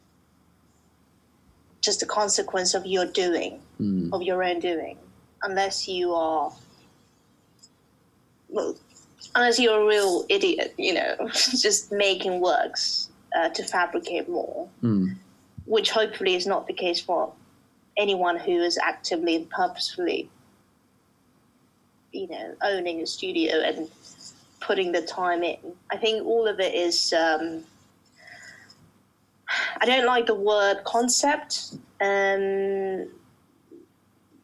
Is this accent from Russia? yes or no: yes; Russia; born or raised there; also born or lived in Uzbekistan; now in London, United Kingdom